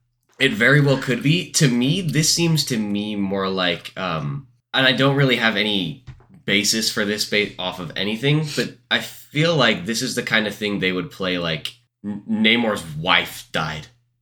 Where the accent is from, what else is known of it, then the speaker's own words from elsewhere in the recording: United States; like we're American